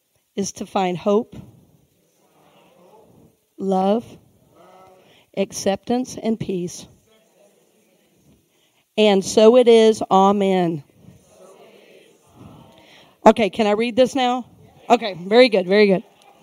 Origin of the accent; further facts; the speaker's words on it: the South, United States; Oh, I am from the South, and you know, we have a love of the scriptures